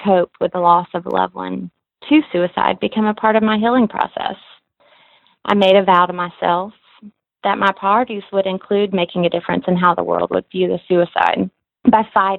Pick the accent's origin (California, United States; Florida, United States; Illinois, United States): Florida, United States; Cantonment; also born or lived in Pensacola, Florida; from Pensacola, Florida. I actually grew up in Cantonment, and I currently live in Pensacola